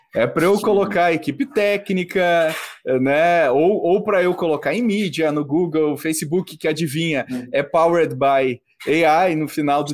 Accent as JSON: {"language": "Portuguese", "country": "Brazil", "said": "como brasileiros"}